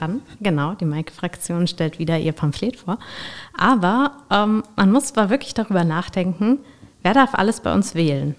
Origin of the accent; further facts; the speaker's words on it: Rhenish Hesse, Rhineland-Palatinate, Germany; ich komme hier aus Rheinhessen